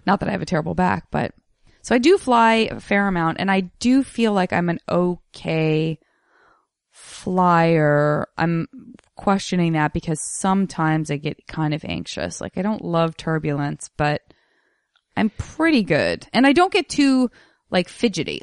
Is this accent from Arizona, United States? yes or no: yes; Tucson, Arizona, United States; I grew up in Tucson